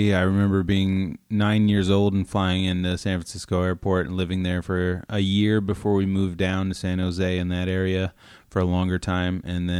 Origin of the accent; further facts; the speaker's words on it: Canada; I am Canadian.